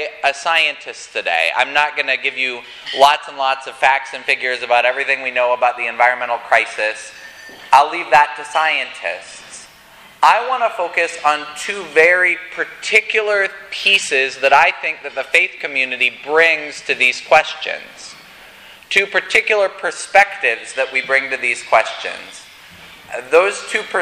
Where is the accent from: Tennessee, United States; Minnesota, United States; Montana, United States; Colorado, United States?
Colorado, United States; I grew up in Colorado, and right near my house, I-70 juts up into the mountains